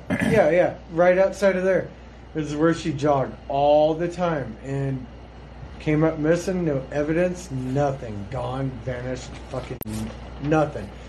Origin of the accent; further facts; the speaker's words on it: Lander, Wyoming, United States; I grew up in Lander